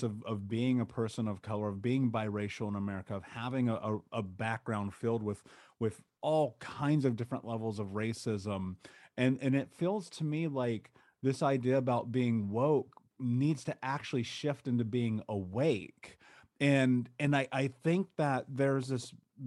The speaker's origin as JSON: {"language": "English", "region": "Indiana", "country": "United States", "tie": "born or raised there", "said": "growing up in Indiana"}